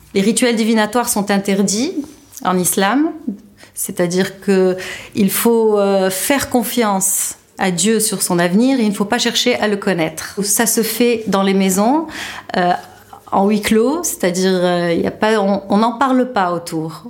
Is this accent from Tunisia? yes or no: yes; Tunisia; also born or lived in France; J'ai grandi en Tunisie et j'ai fait toutes mes études supérieures en France